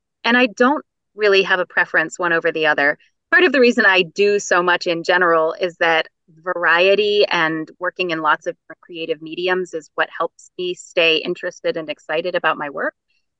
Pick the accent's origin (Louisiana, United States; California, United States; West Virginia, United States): West Virginia, United States; accent: Appalachian; I grew up in West Virginia and had a bit of an Appalachian accent as I was growing up.